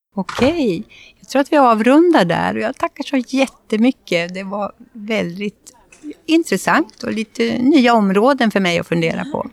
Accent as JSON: {"language": "Swedish", "town": "Gothenburg", "region": "Västra Götaland", "country": "Sweden", "said": "Vi kommer ju från Göteborg och här har vi våran kust"}